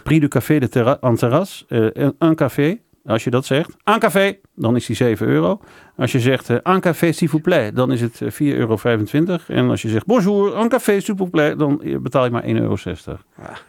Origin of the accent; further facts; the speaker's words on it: Netherlands; als Nederlander, als Nederlands ondernemer